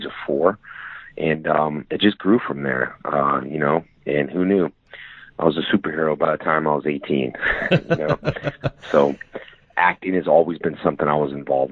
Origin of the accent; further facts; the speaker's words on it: West Covina, California, United States; I grew up in a town called West Covina in California